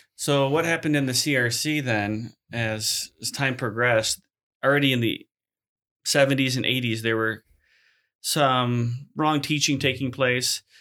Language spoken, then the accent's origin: English; Chicago, Illinois, United States; moved away as an adult; also born or lived in Abbotsford, BC; now in Hamilton, Canada; I grew up in the Christian-formed church as well in South Chicago area